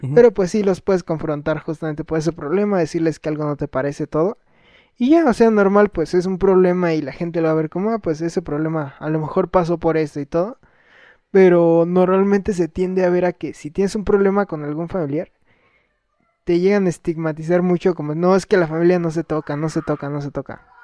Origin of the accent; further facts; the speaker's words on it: Mexico; yo sí me siento mexicano, pero más que nada porque nací aquí.